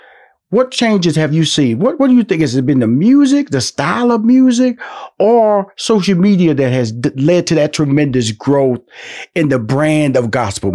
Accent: Houston, Texas, United States; I know that I'm from Houston, Texas

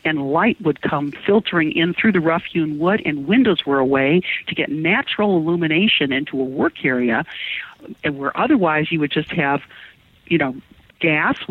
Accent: Detroit, Michigan, United States; also born or lived in Chicago / Miami; now in Baker City, United States; I'm from an urban area originally. I was born in Detroit. I lived in Chicago, Miami.

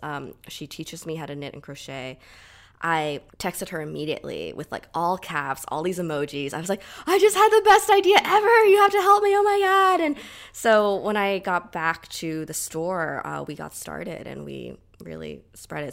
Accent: Southern California, United States; I grew up in Southern California, like, pretty much all my life

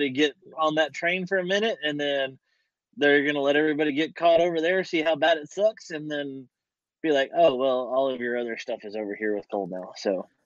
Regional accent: Texas, United States; my part of Texas

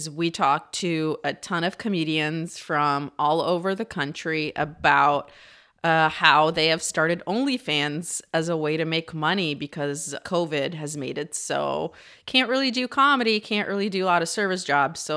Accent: Minnesota, United States; I'm from Minnesota.

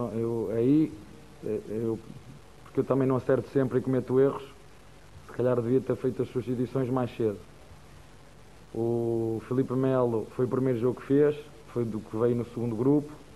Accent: Portugal; first language Portuguese; now in Brazil; Eu sou português e falo a mesma língua

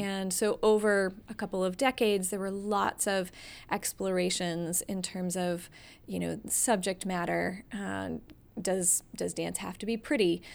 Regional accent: Atlanta, Georgia, United States; moved away as an adult; also born or lived in Massachusetts; now in Greensboro, United States; I'm originally from the Atlanta area

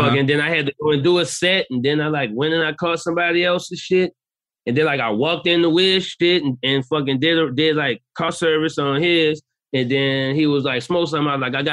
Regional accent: New Orleans, Louisiana, United States; I'm from New Orleans

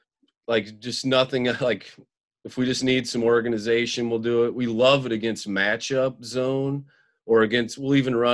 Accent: Central Illinois, United States; now in Hinsdale, United States; I've been all over the state. I grew up in Central Illinois and have moved.

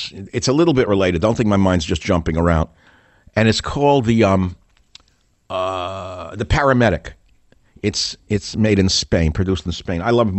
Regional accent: New York, United States; Like many of you don't understand me because I'm from New York, not from America. So no matter how many years I've not been in New York, you still can't understand half the words I say because I talk too fast.

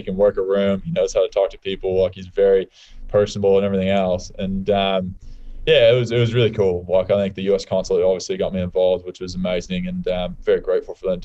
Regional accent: United States; moved away as an adult; now in Australia

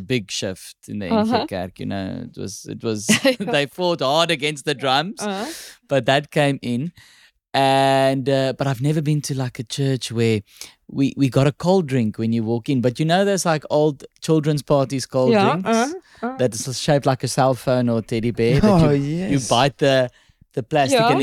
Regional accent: Kempton Park, Gauteng, South Africa; I'm from Kempton Park

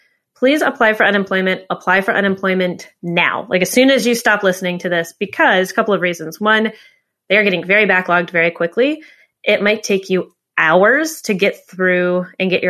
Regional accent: United States; also born or lived in New York; I'm an American, live in New York

